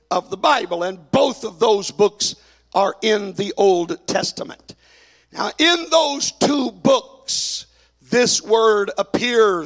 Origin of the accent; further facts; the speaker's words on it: Dallas, Texas, United States; moved away; growing up in Dallas